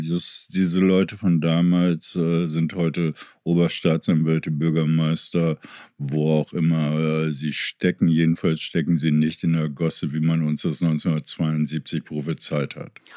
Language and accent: German; Meppen, Lower Saxony, Germany; moved away; also born or lived in Kreuzberg, Berlin; meiner Heimatstadt Meppen